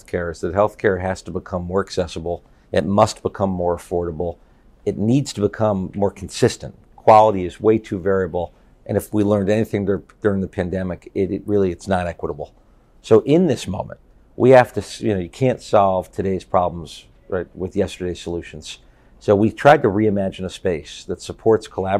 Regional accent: Connecticut, United States; moved away; I'm a native son of Connecticut. So I was born and raised in Connecticut

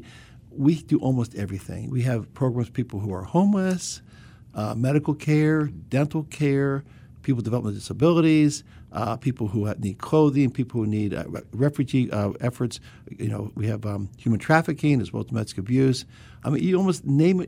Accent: Bethesda, Maryland, United States; I grew up in Bethesda, right here in Bethesda

